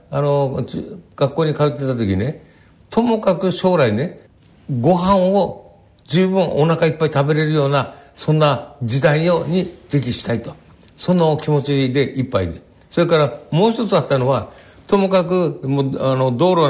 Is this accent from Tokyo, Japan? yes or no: no; Shirakawa, Gifu, Japan; 一番印象的なのは私は岐阜の白川村の出身ですから、うん、あそこはあのしょっちゅう農民一揆が起こってたんですはい